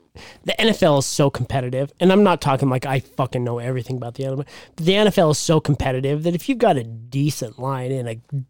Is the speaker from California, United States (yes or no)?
no; Syracuse, New York, United States; moved away; growing up in Syracuse